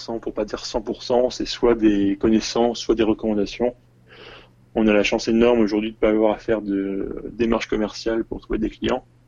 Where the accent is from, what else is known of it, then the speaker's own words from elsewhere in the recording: Tours, Centre-Val de Loire, France; moved away as an adult; also born or lived in Paris; now in Seoul, South Korea; je suis originaire de Tours. Je suis monté à Paris pour les études